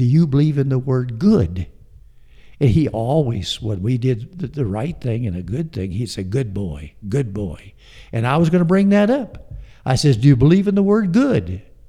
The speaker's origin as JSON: {"language": "English", "town": "Omaha", "region": "Nebraska", "country": "United States", "tie": "born there", "said": "Well, we started out in the Midwest. We were Midwestern people. I was born in Omaha."}